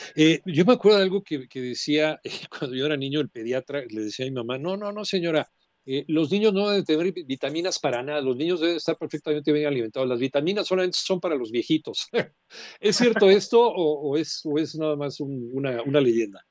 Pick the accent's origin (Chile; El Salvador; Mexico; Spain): Mexico; somos los mexicanos